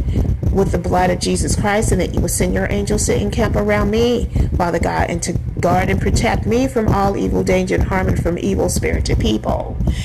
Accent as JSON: {"language": "English", "country": "United States", "tie": "born or raised there", "said": "I'm American. Was born in America, just like the other Americans are."}